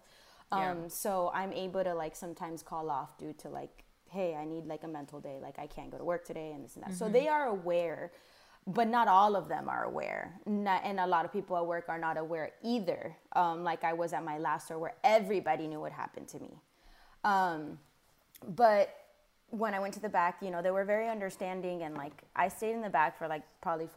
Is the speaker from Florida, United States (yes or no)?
yes; Miami, Florida, United States; moved away as an adult; now in Charlotte, United States